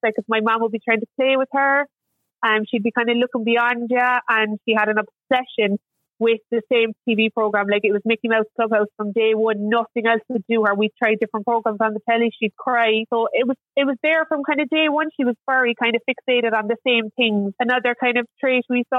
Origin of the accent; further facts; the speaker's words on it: Mallow, Munster, Ireland; I come from Mallow in Cork.